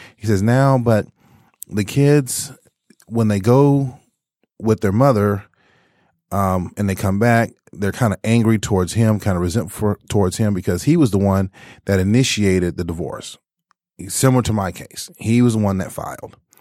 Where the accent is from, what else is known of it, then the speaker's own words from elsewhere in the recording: Texas, United States; moved away; my main fallback was always the church growing up in Texas.